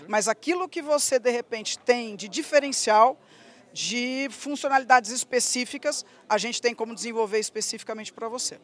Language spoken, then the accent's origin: Portuguese; Ribeirão Preto, São Paulo, Brazil; Nasci em Ribeirão Preto, sou filha de produtor